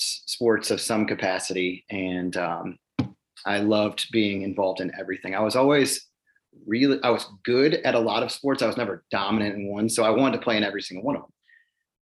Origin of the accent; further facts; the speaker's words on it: Cleveland, Ohio, United States; growing up in Cleveland